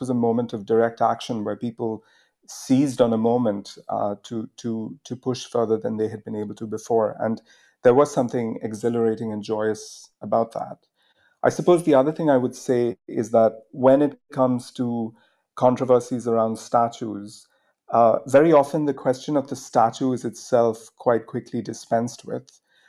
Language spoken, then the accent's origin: English; India; now in United Kingdom; I came to the UK from India on a Rhodes scholarship